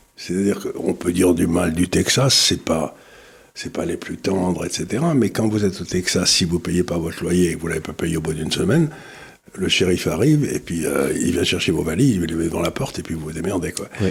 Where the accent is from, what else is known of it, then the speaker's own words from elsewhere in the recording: Amiens, Hauts-de-France, France; Quand j'étais enfant à Amiens